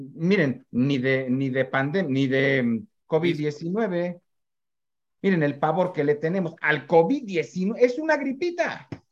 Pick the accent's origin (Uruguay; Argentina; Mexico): Mexico; como los mexicanos